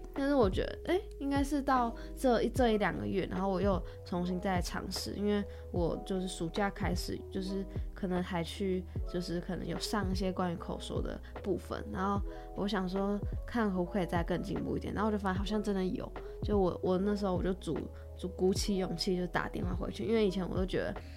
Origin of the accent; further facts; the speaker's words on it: Taipei, Taiwan; moved away as an adult; now in Chiayi, Taiwan; 我是台北人，现在在嘉义读书